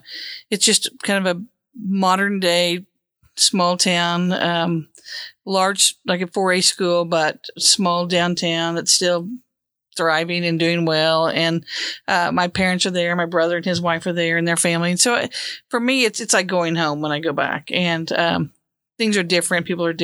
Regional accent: Cleveland, Oklahoma, United States; now in Oklahoma City, United States; I grew up in Cleveland, Oklahoma, a small town on the banks of the Arkansas River, just outside of Tulsa. And, spent my first 18 years of life there and then went to OU for college and have lived in Oklahoma City ever since.

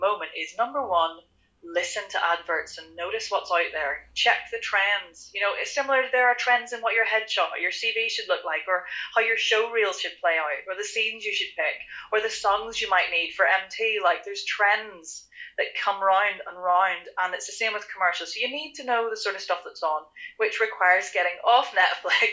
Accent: Ireland; I am Irish

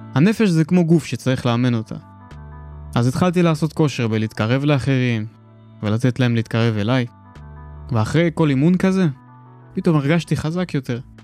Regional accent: Tel Aviv, Tel Aviv District, Israel; born or raised there; first language Russian; Hebrew is a second language

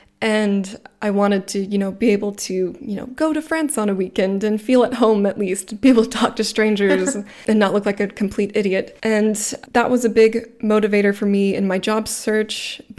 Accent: Atlanta, Georgia, United States; moved away as an adult; now in Freiburg, Germany; I'm from the Atlanta metro area.

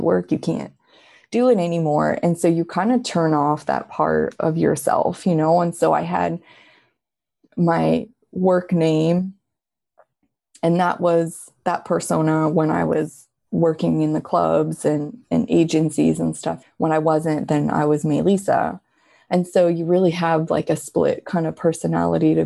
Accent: Quebec City, Quebec, Canada; I'm from Quebec City, Canada

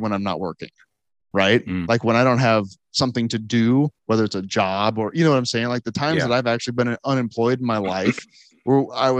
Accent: Nebraska, United States; I'm from Nebraska.

